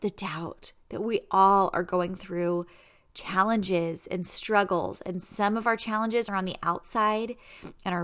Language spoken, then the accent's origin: English; San Diego, California, United States; moved away as an adult; also born or lived in Virginia; I was raised in San Diego